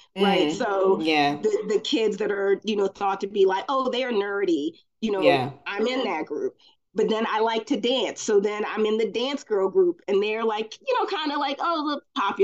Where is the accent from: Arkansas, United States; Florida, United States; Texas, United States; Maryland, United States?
Maryland, United States; Baltimore; also born or lived in Glen Burnie, Maryland; So I'm from Maryland. I'm from Glen Burnie, Baltimore area. And I lived in Baltimore, but I went to school in Glen Burnie